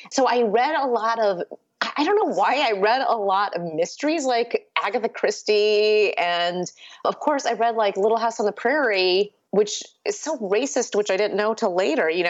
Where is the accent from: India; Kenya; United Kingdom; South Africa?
India; born there; first language Urdu; English is a second language; And so Urdu, which is the the first language I spoke and is the language of my family. I was born in India actually. So Urdu was our first language